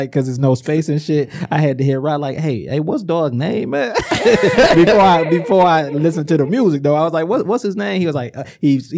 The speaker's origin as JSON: {"language": "English", "town": "Inkster", "region": "Michigan", "country": "United States", "said": "I'm from Inkster, but I worked in Ipsy"}